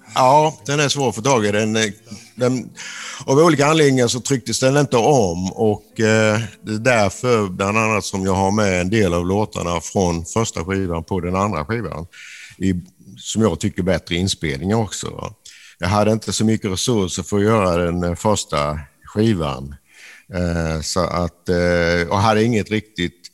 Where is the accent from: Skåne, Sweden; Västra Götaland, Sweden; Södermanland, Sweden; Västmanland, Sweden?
Skåne, Sweden; a village in northern; i den här nordskånska byn där jag växte upp